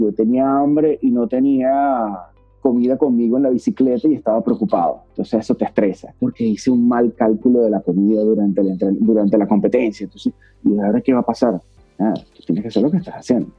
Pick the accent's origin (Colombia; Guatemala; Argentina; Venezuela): Venezuela